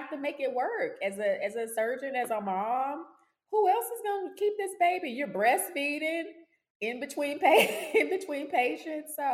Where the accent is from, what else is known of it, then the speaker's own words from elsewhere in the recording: Dallas, Texas, United States; moved away as an adult; also born or lived in Louisiana / Mississippi / South Carolina / England; I'm from Dallas, Texas, originally